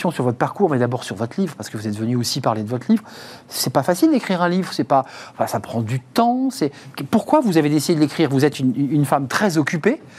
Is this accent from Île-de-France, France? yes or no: no; Hauts-de-France, France; Moi, je suis flamande, je suis née dans les Hauts-de-France